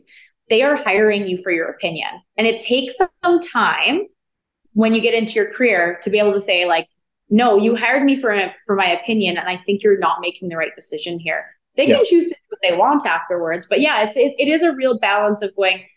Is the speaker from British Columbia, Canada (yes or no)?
no; Edmonton, Alberta, Canada; now in Calgary, Canada; I'm originally born and raised in Edmonton, but I've been in Calgary now just as long as I was in Edmonton.